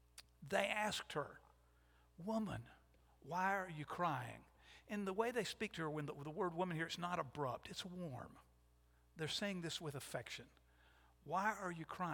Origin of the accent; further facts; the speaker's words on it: Gadsden, Alabama, United States; I was born in the Holy Name of Jesus Hospital in Gadsden, Alabama, some years ago.